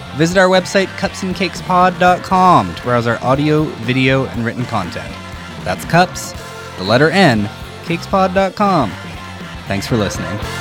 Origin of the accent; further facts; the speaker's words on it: North Battleford, Saskatchewan, Canada; moved away as an adult; I grew up in North Battleford, right, which is about the same size